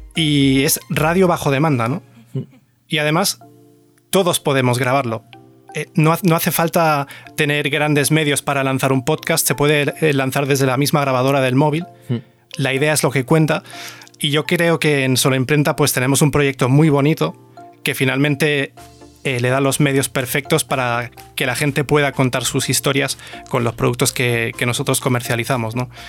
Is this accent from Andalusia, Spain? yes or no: yes; Córdoba, Andalusia, Spain; accent: cordobés; also born or lived in Germany; soy cordobés